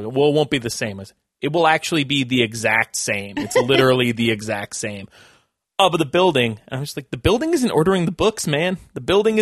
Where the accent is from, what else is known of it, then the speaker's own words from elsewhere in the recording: Vancouver, British Columbia, Canada; now in Toronto, Canada; I'm from Vancouver.